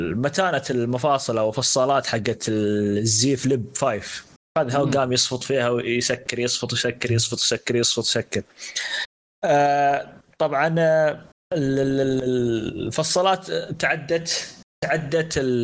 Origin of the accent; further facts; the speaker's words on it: Saudi Arabia; عندنا في السعوديه